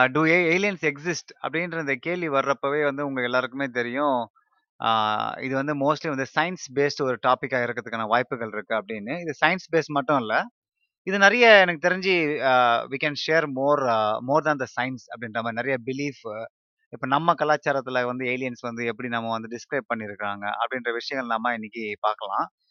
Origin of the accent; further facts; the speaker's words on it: India; moved away; நான் இந்தியாவில் பிறந்தேன்